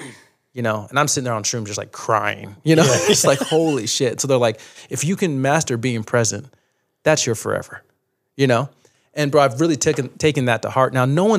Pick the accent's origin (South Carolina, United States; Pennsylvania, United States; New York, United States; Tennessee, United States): New York, United States; also born or lived in Utah; My mom, you know, my dad was abusive and we were growing up in New York and my mom just took us one night. Like, it went too far one night. It took all seven kids to Utah.